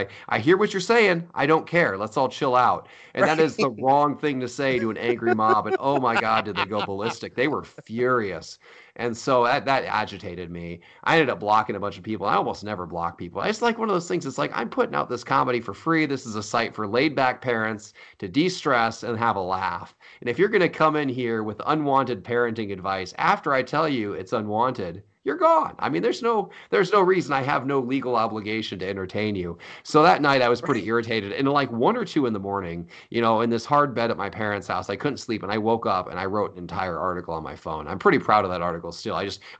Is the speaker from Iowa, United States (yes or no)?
yes; Iowa, United States; This is what it was like growing up in Iowa.